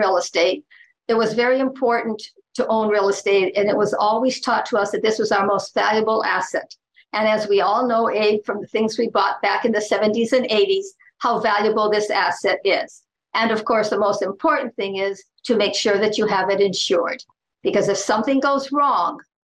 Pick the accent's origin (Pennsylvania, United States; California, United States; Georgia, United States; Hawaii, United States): Hawaii, United States; Oahu; I was born and raised on Oahu, and I still live on Oahu